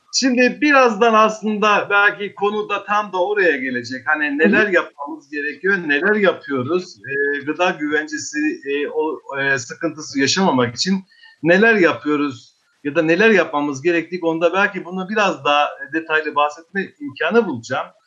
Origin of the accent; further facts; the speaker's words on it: Eastern Black Sea, Turkey; memleketim de olduğu için, benim de orada toprağım olduğu için